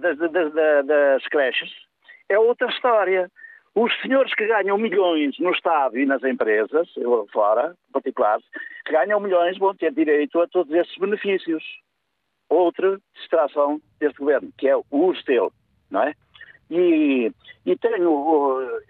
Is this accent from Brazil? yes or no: no; the North, Northern Portugal, Portugal; eu sou do Norte